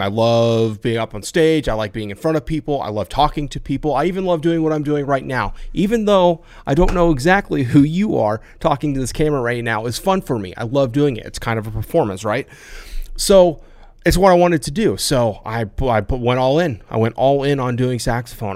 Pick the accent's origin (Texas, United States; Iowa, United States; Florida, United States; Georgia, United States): Iowa, United States; I grew up in the Midwest in Iowa, way out in the country.